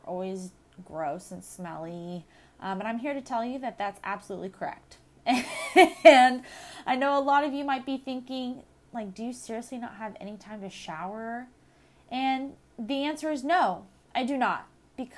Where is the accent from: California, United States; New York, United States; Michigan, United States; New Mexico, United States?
California, United States; Southern; Growing up in Southern California, the desert heat and the eucalyptus trees